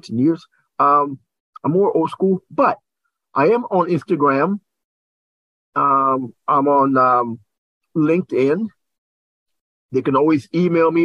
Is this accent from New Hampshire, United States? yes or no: no; Lower Delaware, United States; now in Delaware County, United States; I was raised in Lower Delaware